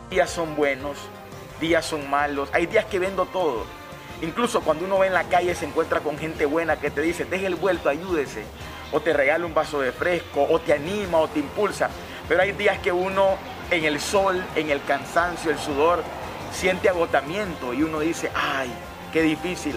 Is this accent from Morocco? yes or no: no; San Isidro, Matagalpa, Nicaragua; los alcohólicos de mi pueblo